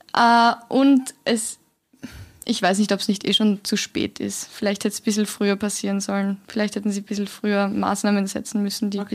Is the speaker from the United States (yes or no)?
no; Vienna, Austria; in Wien, wir sind ja alle Wiener